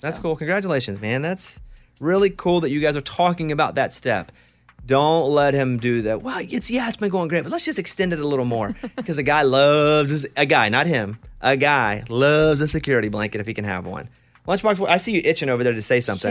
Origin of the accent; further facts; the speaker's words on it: Arkansas, United States; I grew up in Arkansas